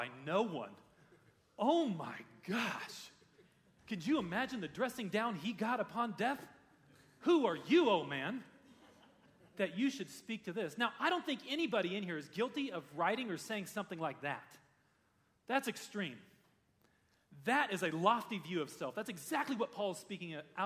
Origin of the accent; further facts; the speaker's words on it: United States; As a pastor in a church, growing up in America